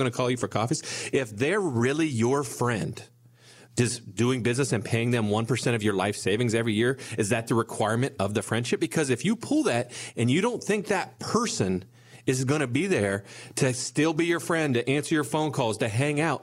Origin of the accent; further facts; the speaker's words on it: Bellefontaine, Ohio, United States; We're from a small town. You guys may or may not have heard of it. I'm from Belle Fountain, Ohio